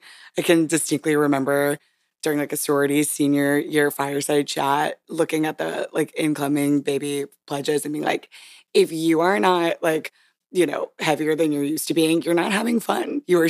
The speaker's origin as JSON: {"language": "English", "region": "Hawaii", "country": "United States", "tie": "born there", "said": "I do like to brag that I was born in Hawaii because most people find that to be interesting."}